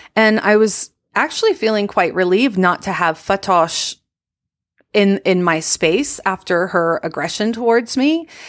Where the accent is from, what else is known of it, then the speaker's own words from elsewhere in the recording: Virginia, United States; I'm from Virginia